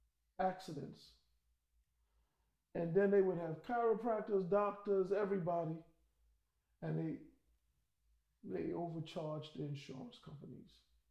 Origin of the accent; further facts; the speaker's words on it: New York, United States; I'm from New York.